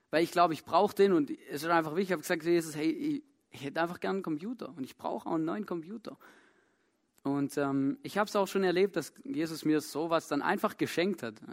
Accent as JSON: {"language": "German", "country": "Germany", "moved": "yes", "said": "ich komme ja ursprünglich aus Deutschland, vielleicht hört das auch."}